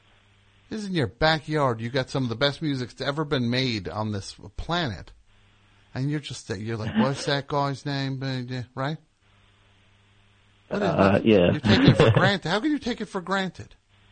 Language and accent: English; United States; I'm from America.